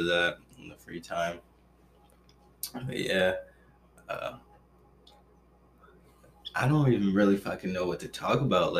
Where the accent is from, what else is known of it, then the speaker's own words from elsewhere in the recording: Grand Rapids, Michigan, United States; moved away as an adult; I'm from Grand Rapids, Michigan, which is on the western side